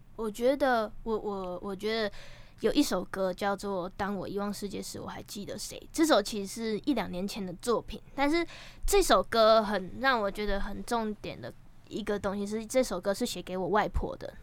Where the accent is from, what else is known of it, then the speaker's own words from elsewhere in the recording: Taiwan; now in Taipei, Taiwan; 其实我是嘉港的南岛郎